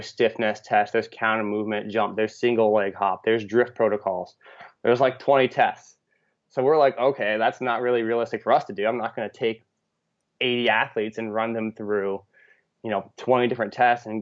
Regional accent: West Coast, United States; moved away as an adult; also born or lived in Midwest / Iowa; I'm actually originally from the West Coast, but I spent my last 6 years in the Midwest.

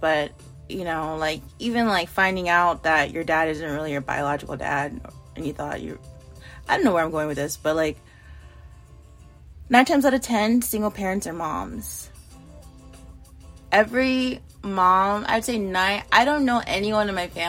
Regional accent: United States; I'm an American

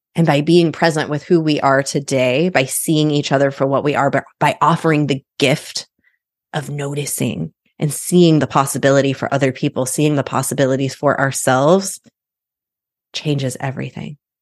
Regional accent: Midwest, United States; My husband and I have chosen not to have children. We're from the Midwest

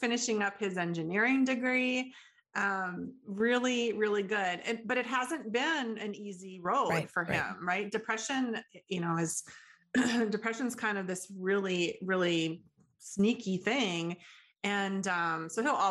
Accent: Midwest, United States; I'm from the Midwest, and I kind of blame it on Midwest work ethic a little bit

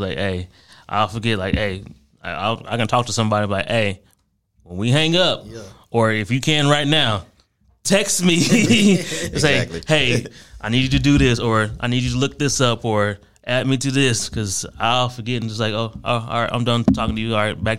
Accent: Ohio, United States; I majority grew up with my mom in Ohio.

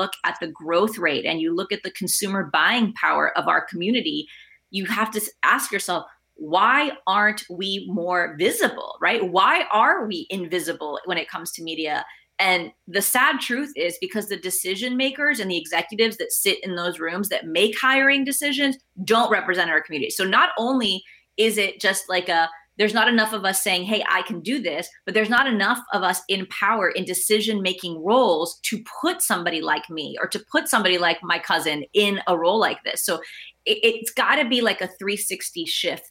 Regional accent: Fort Worth, Texas, United States; English is a second language; moved away; I grew up, English is my second language. I grew up on the north side of Fort Worth.

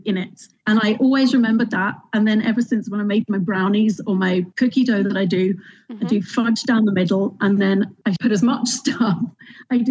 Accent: London, United Kingdom; moved away as an adult; now in Northern Ireland, United Kingdom; As you can hear, I'm from London. Moved over here, three children later

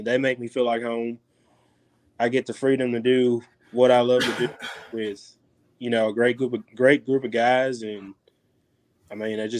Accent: Arkansas, United States; growing up in Arkansas, man, I mean, it's the duck capital of the world.

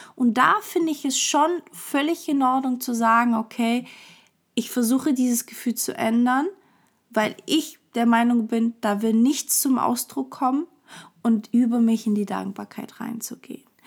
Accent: Portugal; ich bin halt Portugiese, das liegt irgendwie meiner Kultur

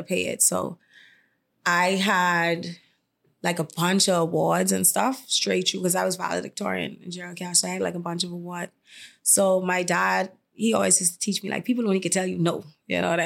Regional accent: Carmichael, New Providence, Bahamas; I was born and raised in Kamaika

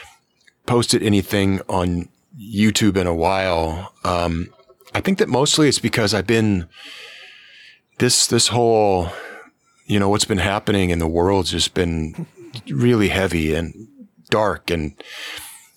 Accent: Yakima, Washington, United States; moved away as an adult; now in Canada; I was born in Yakima. I lived in Washington State my whole life

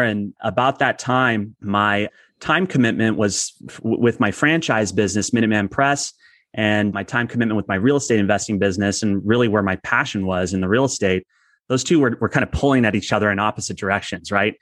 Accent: Southern California, United States; also born or lived in San Diego; I've born and raised in Southern California, but we've lived in San Diego for twenty years

